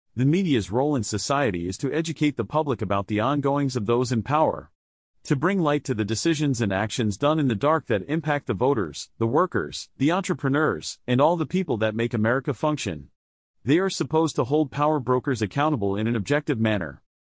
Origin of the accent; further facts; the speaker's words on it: New Jersey, United States; We are all from New Jersey.